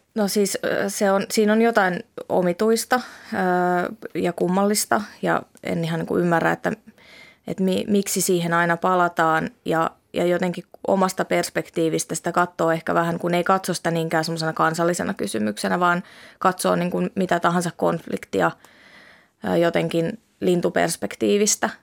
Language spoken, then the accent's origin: Finnish; Helsinki, Uusimaa, Finland; first language Finnish; moved away as an adult; now in Tampere, Finland; mulla on vahva itähelsinkiläisyys tai itähelsinkiläisidentiteetti